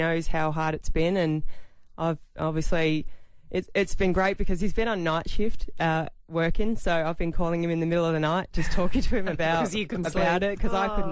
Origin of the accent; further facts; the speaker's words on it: Adelaide, South Australia, Australia; also born or lived in Dallas, Texas; I spent so many years as a young kid at Alberton watching my dad play